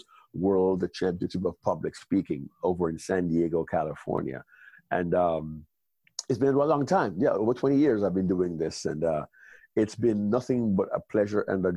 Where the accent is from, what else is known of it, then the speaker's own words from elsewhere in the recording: Kingston, Jamaica; also born or lived in New York State / Macon, Georgia; now in Lizella, United States; I was born and raised in Kingston, Jamaica.